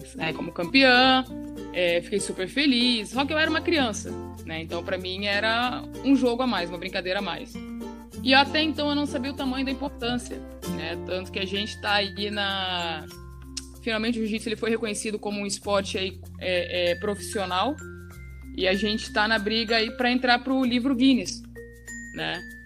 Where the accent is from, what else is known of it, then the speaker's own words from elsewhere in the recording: Cuiabá, Mato Grosso, Brazil; also born or lived in Rio de Janeiro; nós somos do Rio, né? E com três anos de idade eu comecei com jiu-jitsu, aí com seis anos eu vim embora para Mato Grosso, para Cuiabá